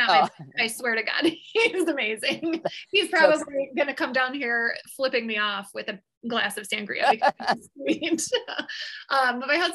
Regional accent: Chicago, Illinois, United States; literally born and raised in Chicago, I don't know anything other than an American life

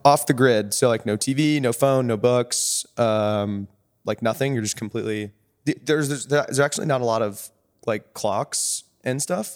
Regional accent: Orange County, California, United States; moved away as an adult; also born or lived in Williams College, Massachusetts / San Francisco; I grew up in Orange County

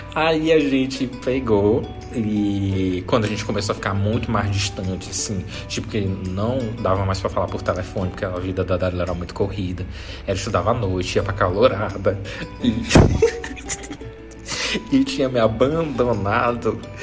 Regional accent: Maranhão, Brazil; eu sou do Maranhão

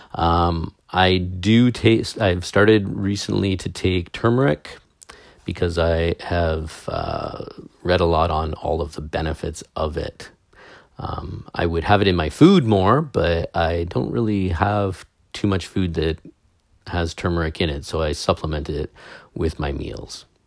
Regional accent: Canada; I'm a Canadian

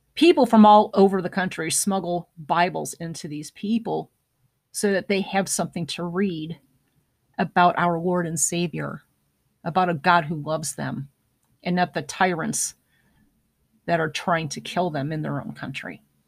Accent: United States; as an American

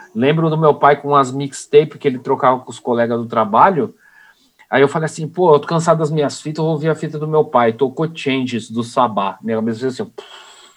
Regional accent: São Paulo, Brazil; eu sou de São Paulo

